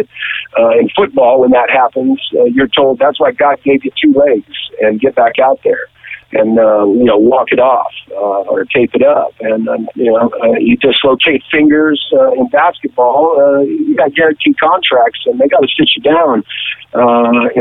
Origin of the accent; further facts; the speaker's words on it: the valley outside Los Angeles, California, United States; also born or lived in Moses Lake, Washington; out in the valley where I grew up outside Los Angeles